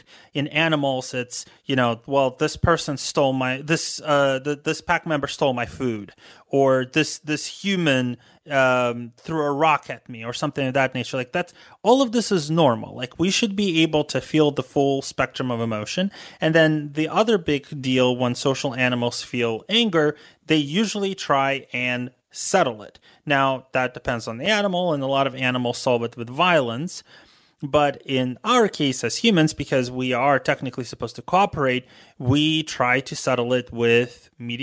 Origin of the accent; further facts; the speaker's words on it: United States; as an American